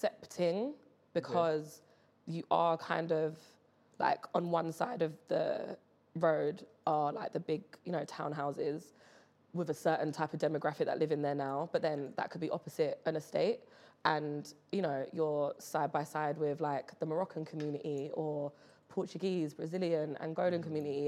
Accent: London, United Kingdom; I am from West London, very proudly. Caribbean family, Jamaica on one side, Barbados on the other

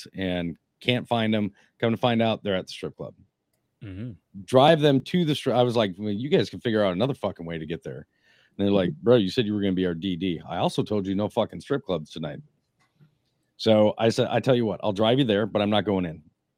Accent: Minnesota, United States; I'm from Minnesota

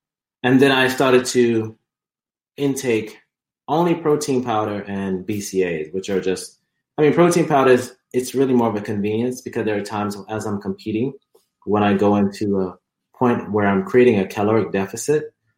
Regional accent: Jamaica; also born or lived in Alabama, United States; but I was born in the U.S. And so I was born in Alabama. We lived there for a couple of years, about seven to nine years. And we then moved to Jamaica

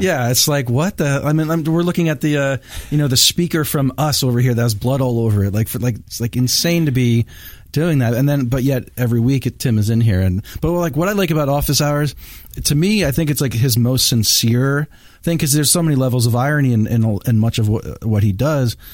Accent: Bethlehem, Pennsylvania, United States; I'm from Bethlehem

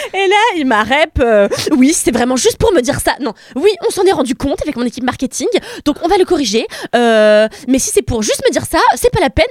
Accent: France; nous en France

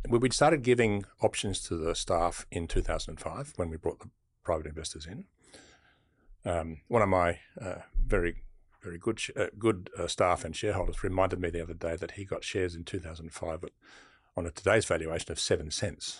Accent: Sydney, New South Wales, Australia; I grew up in Bexley

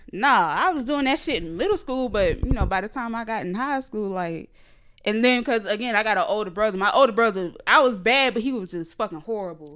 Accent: small area outside Jacksonville, Florida, United States; born or raised there; accent: Geechee; now in Atlanta, United States

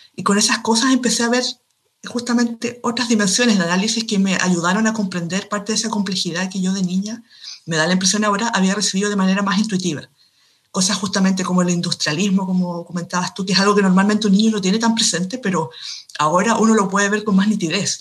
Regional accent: Chile; soy escritora de Chile, un país de Sudamérica

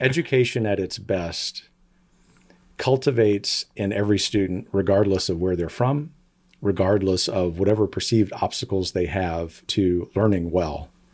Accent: South Louisiana, United States; now in Texas, United States; I grew up in South Louisiana in a family mostly of teachers

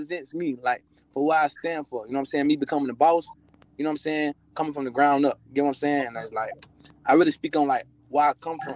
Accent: Jacksonville, Florida, United States; I'm from Jacksonville, but I be doing things in Houston

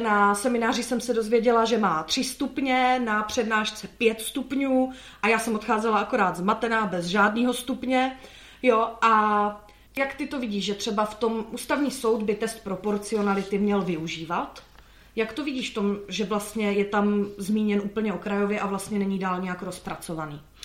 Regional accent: Slovakia; moved away; a já jsem zo Slovenska

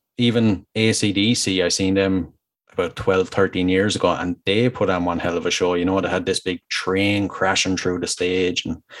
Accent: Ireland; being Irish

